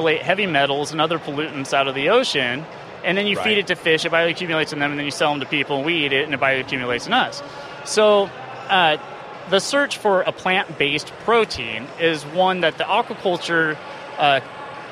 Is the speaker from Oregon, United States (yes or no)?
yes; Monmouth, Oregon, United States; I'm from Monmouth